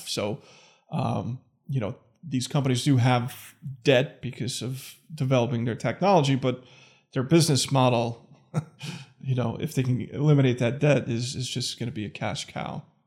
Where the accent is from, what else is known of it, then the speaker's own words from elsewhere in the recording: New York City, New York, United States; moved away as an adult; also born or lived in Manhattan; now in Connecticut, United States; I grew up in Staten Island